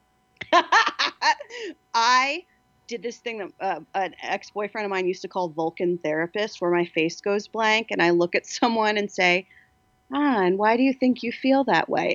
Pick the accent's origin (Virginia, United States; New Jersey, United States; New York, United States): New Jersey, United States; now in Los Angeles, United States; I'm from New Jersey